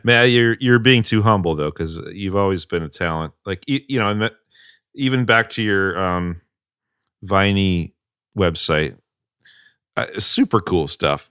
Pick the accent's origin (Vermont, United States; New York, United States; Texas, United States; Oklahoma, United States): Vermont, United States; now in Salem, United States; I grew up in Vermont